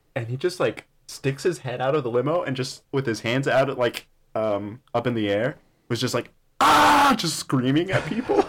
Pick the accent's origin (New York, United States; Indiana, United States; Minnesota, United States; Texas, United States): Texas, United States; El Paso; I'm from El Paso